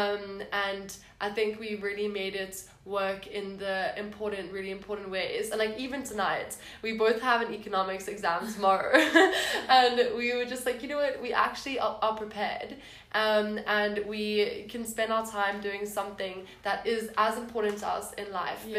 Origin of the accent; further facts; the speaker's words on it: Cape Town, Western Cape, South Africa; now in Stellenbosch, South Africa; I am from Cape Town